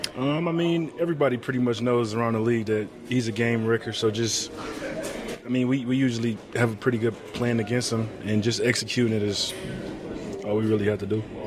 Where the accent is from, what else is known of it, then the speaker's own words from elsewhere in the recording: Detroit, Michigan, United States; I'm from Detroit, Michigan.